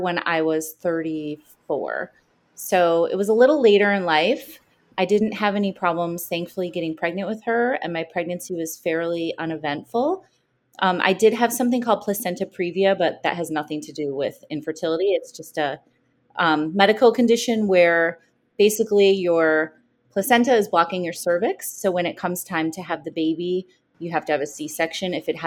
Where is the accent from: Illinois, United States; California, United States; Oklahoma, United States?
Illinois, United States; Chicago; also born or lived in New York; now in New Jersey, United States; I am a Chicagoan, but I live in New Jersey right now. Just moved here from New York. But Chicago is my hometown always at heart